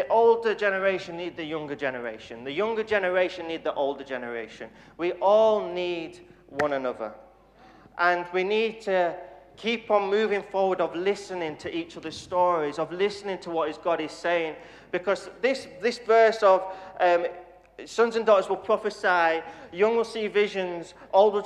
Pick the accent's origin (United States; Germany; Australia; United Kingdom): United Kingdom; Dewsbury, Yorkshire and the Humber; I was brought up in Dewsbury Elim Church for 18 years